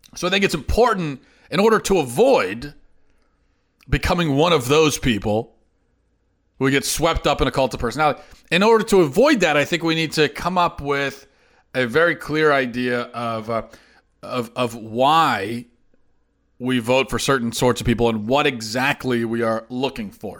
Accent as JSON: {"language": "English", "country": "United States", "said": "an American"}